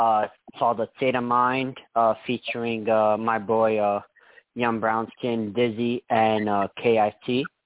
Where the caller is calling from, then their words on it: New York City, New York, United States; I'm calling from the BS. I'm calling from the Bronx, New York.